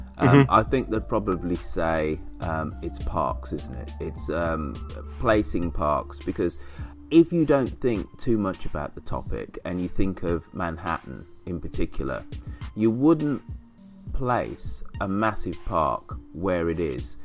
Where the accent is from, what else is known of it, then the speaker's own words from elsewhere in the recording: Birmingham, West Midlands, United Kingdom; My hometown of Birmingham